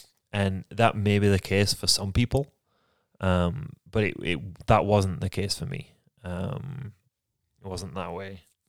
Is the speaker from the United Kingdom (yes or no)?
yes; Yorkshire and the Humber, United Kingdom; moved away as an adult; So, I was born and raised in England. In Yorkshire, England, the best part of England.